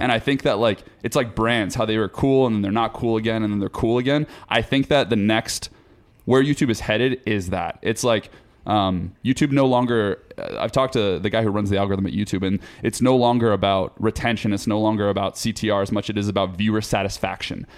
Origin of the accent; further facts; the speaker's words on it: Forsyth County, Georgia, United States; moved away; I'm from Forsyth County, Georgia. Small town, North Georgia, like, middle of nowhere